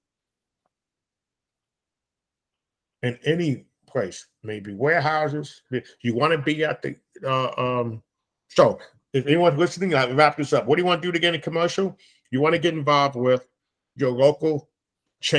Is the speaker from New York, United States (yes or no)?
yes; New York, United States; I speak from New York. I'm a New Yorker.